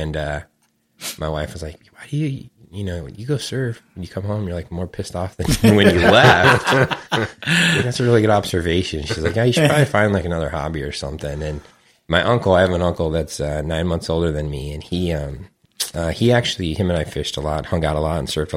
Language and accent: English; Menifee, California, United States; also born or lived in San Diego, California; My parents moved out to Sun City, which is now Menifee. It's just east of Marietta, probably when I was about second or third grade